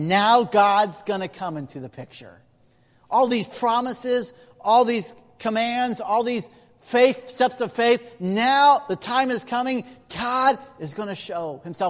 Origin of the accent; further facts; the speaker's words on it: Indiana, United States; I'm from Indiana.